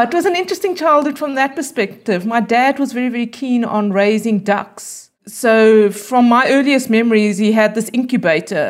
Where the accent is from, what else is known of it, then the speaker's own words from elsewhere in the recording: Bloemfontein, Free State, South Africa; also born or lived in United States; I was born in Bloemfontein. I grew up in Bloemfontein, and I went to school here, and then I went to university here